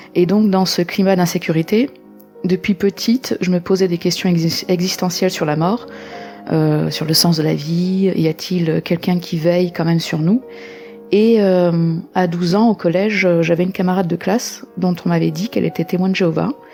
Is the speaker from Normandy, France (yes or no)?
no; Lyon, Auvergne-Rhône-Alpes, France; now in Vaucluse, France; je vis actuellement dans le Vaucluse, mais je suis originaire de Lyon